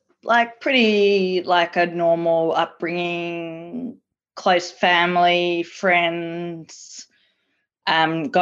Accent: Melbourne, Victoria, Australia; also born or lived in Prahran; I grew up in the Jewish community of Caulfield, East St Kilda, South Crawford, but I was originally living in Paran from the age of, up to the age of 5, and then I moved to East St Kilda

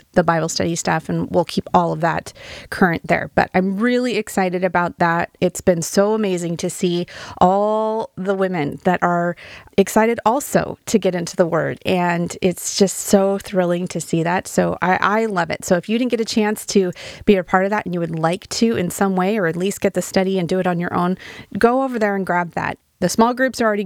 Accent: Wyoming, United States; now in Oregon, United States; I'm from Wyoming, which I love Wyoming

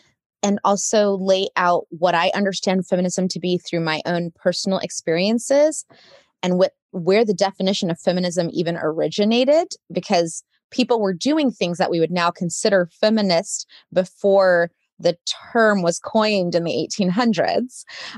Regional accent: Saudi Arabia; also born or lived in United States; I come from the Carolinas originally. It's my origin story. And am the descendant of sharecroppers and also the descendant of educators. And I grew up as an expat in Saudi Arabia. So I consider myself a little bit of a third culture kid

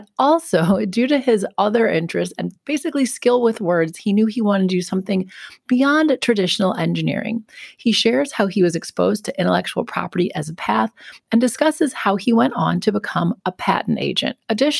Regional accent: Wisconsin, United States; moved away; I'm from Wisconsin as well

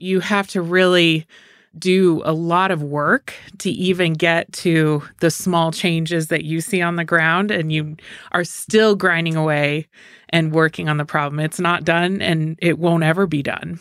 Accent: Sparks, Nevada, United States; now in Reno, United States; I grew up in Sparks, so I am a townie

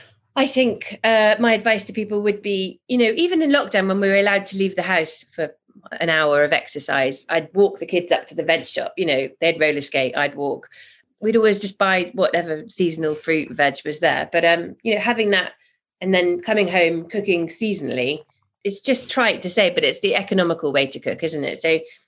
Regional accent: Zimbabwe; also born or lived in Botswana; I've traveled all over the world. I grew up in Zimbabwe and Botswana.

